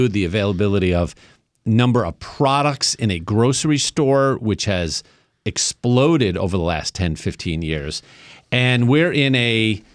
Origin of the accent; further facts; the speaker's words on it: New York, United States; I grew up in New York. I am of Italian-Sicilian background